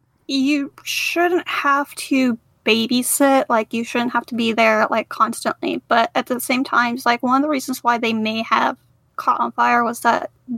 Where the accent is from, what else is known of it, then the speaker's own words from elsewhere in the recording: North Carolina, United States; now in Florida, United States; I currently live in Florida and Zach is in South Carolina. Yeah. So I am missing some things from home and we're both from North Carolina.